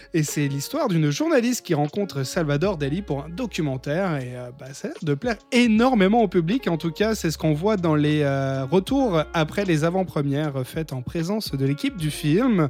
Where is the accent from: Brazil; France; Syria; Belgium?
France; en tant que français